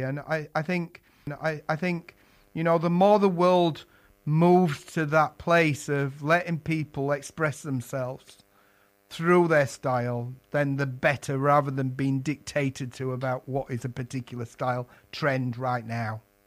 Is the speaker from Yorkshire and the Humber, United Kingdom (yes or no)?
yes; Yorkshire and the Humber, United Kingdom; moved away as an adult; now in London, United Kingdom; I was an apprentice in my native Yorkshire. If you detected my accent, London's been home for most of my working life